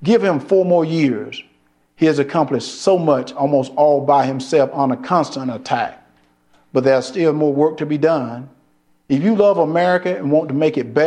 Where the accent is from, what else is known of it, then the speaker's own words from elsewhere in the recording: Deep South, United States; Growing up in the Deep South